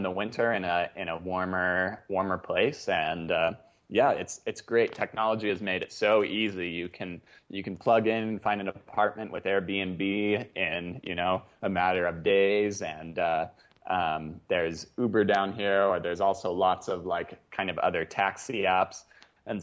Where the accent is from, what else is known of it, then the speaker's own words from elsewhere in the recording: Salt Lake City, Utah, United States; my hometown of Salt Lake City